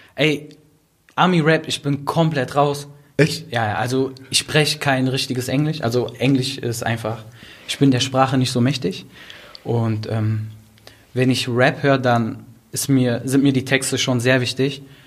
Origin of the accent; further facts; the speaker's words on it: Duisburg, North Rhine-Westphalia, Germany; ich komme aus Duisburg, bin aufgewachsen in Marxloh